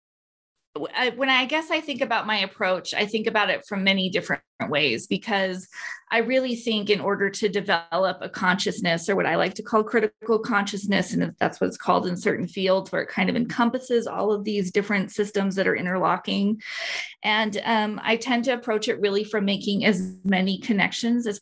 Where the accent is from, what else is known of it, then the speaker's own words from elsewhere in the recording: Albuquerque, New Mexico, United States; So I'm from Albuquerque, New Mexico. So I'm born and raised here